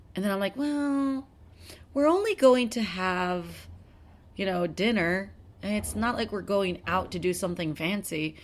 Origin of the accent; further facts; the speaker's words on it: South Texas, United States; we grew up in South Texas where hurricanes hit